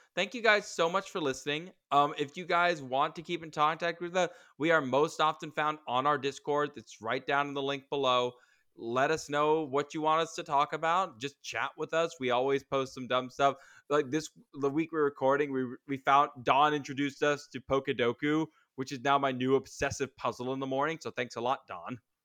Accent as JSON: {"language": "English", "country": "United States", "said": "I'm an American"}